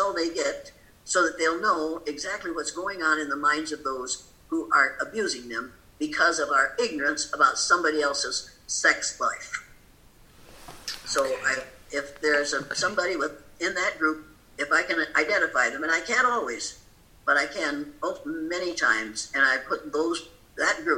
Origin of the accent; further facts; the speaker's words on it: Riceville, Iowa, United States; moved away; I grew older in Riceville